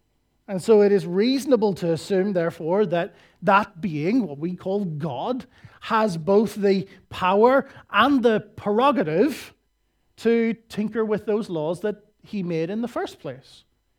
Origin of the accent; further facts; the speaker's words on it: Northern Ireland, United Kingdom; I come from Northern Ireland, which is the home and epicenter of miserable Christians.